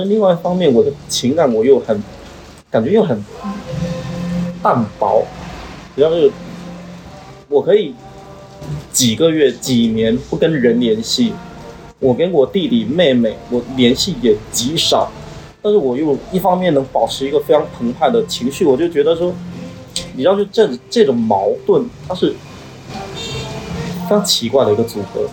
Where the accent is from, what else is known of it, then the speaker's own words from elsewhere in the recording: Quanzhou, Fujian, China; 我零八年毕业回到泉州之后，我童年我实际上都在郊区长大的